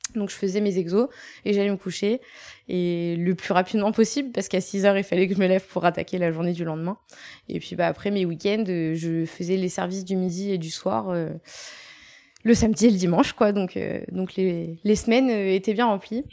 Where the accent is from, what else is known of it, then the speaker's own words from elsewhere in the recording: Rouen, Normandy, France; moved away as an adult; je suis née effectivement en Normandie, à Mont-Saint-Aignan, donc euh, c'est à 10 minutes de Rouen